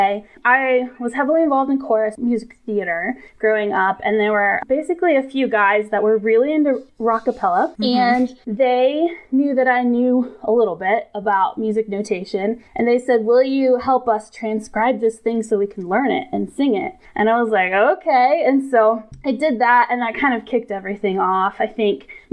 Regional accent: Atlanta, Georgia, United States; Growing up, I'm from Atlanta

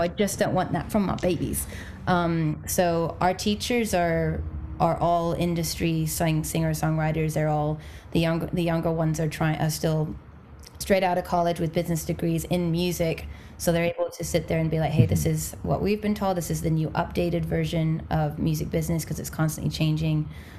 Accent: England, United Kingdom; now in Los Angeles, United States; I came over, I'm originally from England, though I know there's no accent, and then I came over from England, popped myself over here

